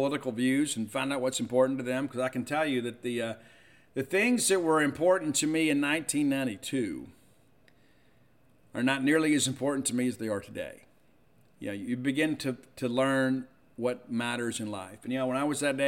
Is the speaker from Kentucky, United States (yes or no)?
no; Mississippi, United States; I love being from here, and I've never lived anywhere else